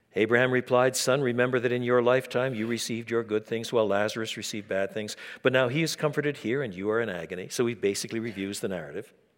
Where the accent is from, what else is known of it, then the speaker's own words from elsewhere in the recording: Quebec, Canada; I was brought up in French Canada